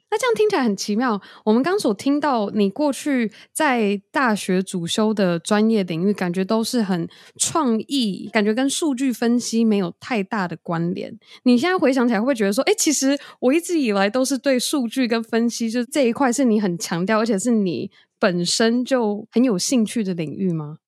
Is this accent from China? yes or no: no; Taiwan; 我们从小在台湾长大